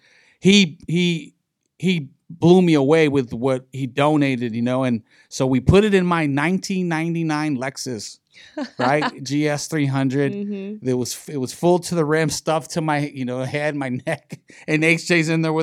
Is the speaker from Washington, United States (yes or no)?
no; Long Beach, California, United States; in the city of Long Beach, in my hometown, my park, MacArthur Park